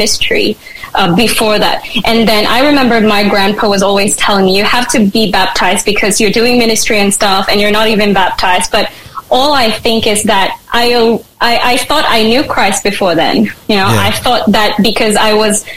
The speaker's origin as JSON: {"language": "English", "town": "Manila", "region": "Metro Manila", "country": "Philippines", "tie": "born or raised there", "also_born_or_lived": "Mindanao", "moved": "as an adult", "lives_now": "Port Pirie, Australia", "said": "I grew up in Manila"}